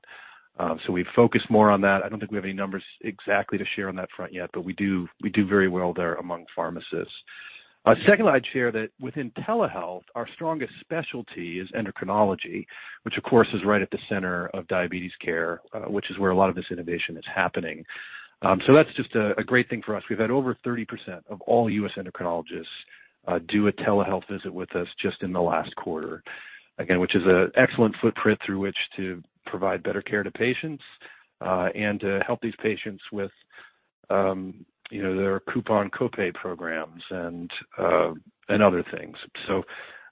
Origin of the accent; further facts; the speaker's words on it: United States; as an American